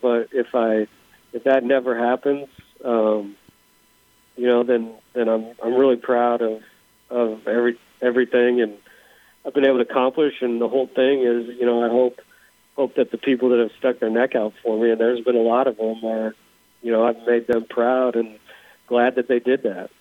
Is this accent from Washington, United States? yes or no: yes; Seattle, Washington, United States; moved away as an adult; also born or lived in Indiana; I grew up in Seattle. I, you know, I come out to Indiana to go to college